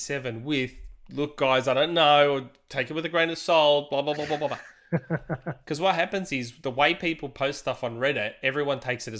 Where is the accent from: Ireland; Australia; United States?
Australia; I don't know politics. I'm Australian. I don't know politics.